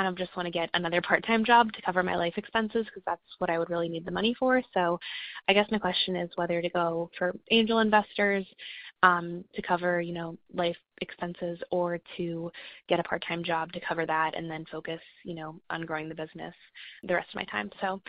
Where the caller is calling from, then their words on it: Charlotte, North Carolina, United States; I'm calling in from Charlotte, North Carolina.